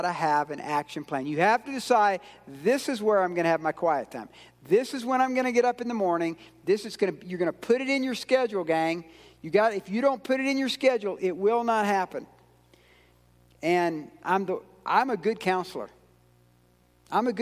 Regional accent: Georgia, United States; I'm from Georgia

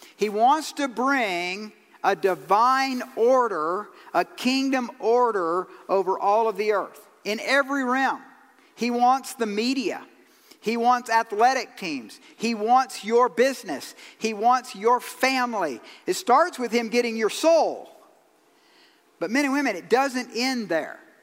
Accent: Georgia, United States; I'm from Georgia

